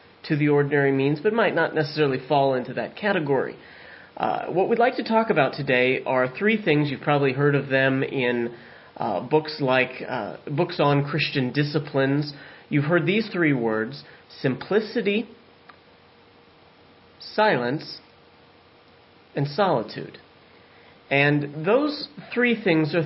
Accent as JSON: {"language": "English", "town": "San Diego", "region": "California", "country": "United States", "moved": "yes", "lives_now": "southwestern Pennsylvania, United States", "said": "I'm from San Diego"}